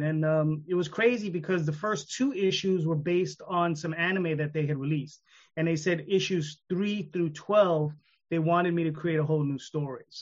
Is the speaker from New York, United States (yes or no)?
yes; New York, United States; I'm in New York. I'm a New Yorker